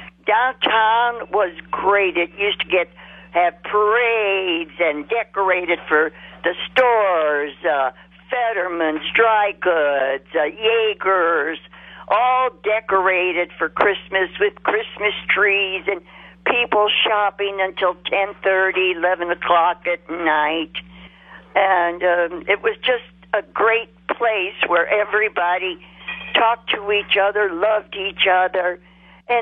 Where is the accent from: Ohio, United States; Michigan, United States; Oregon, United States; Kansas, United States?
Ohio, United States; North Howard Street, Akron; I was 8 years old, living at 273 North Howard Street